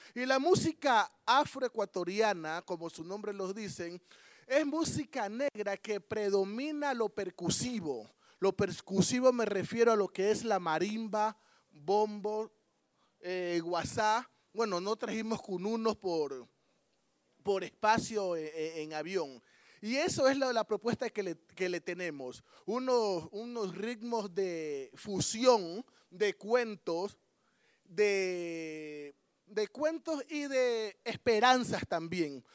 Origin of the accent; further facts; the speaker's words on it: Ecuador; Somos, venimos de Ecuador